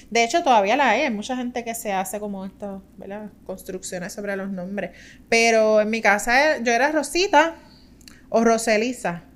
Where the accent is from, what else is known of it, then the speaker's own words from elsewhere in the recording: Juncos, Puerto Rico; soy del pueblo de Juncos